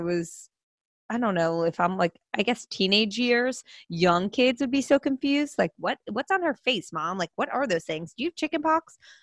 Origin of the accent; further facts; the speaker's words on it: New Jersey, United States; also born or lived in Pennsylvania; I am originally from New Jersey